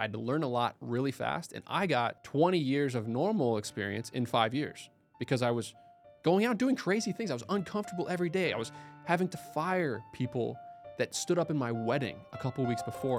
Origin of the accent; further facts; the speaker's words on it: Indiana, United States; also born or lived in Ithaca, New York; I grew up in Southern Indiana, went to school there.